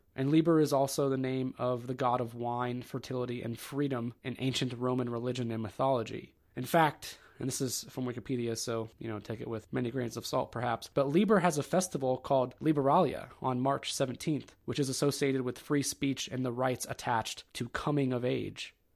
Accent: Ohio, United States; I'm from the Kingdom of Ohio

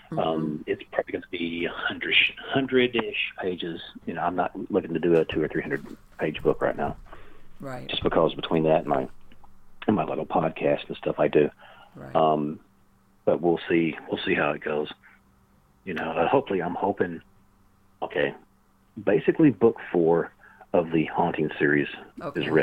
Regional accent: the South, United States; I know the South. You know, I identify as a Southerner.

